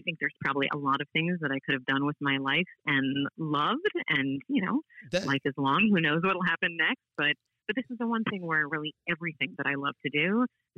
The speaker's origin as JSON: {"language": "English", "town": "St. Louis", "region": "Missouri", "country": "United States", "said": "folks from St. Louis, we know that we have our own sort of, you know, special way of doing things"}